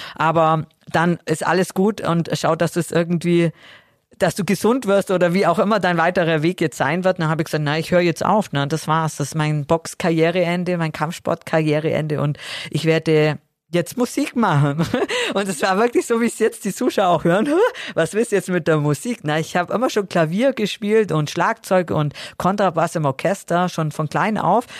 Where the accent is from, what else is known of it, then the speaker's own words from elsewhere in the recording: Augsburg, Bavaria, Germany; in der Sporthalle Augsburg dann gemacht, in meiner Heimatstadt